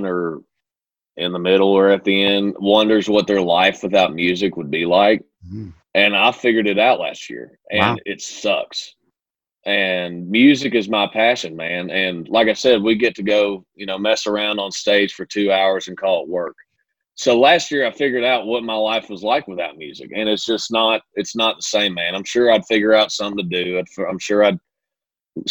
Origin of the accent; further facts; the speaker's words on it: Kentucky, United States; moved away as an adult; now in Nashville, United States; growing up in Kentucky